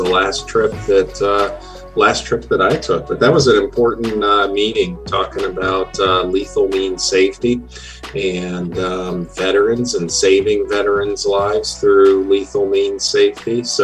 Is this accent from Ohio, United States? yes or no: yes; Dayton, Ohio, United States; moved away; also born or lived in Michigan / Enid, Oklahoma; After I completed residency at Wright-Patterson in my hometown of Dayton, Ohio